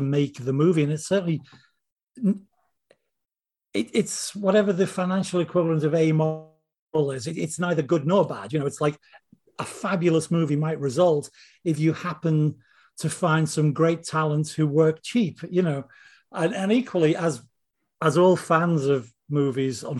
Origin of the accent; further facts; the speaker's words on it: Liverpool, North West England, United Kingdom; accent: northern; I'm from Liverpool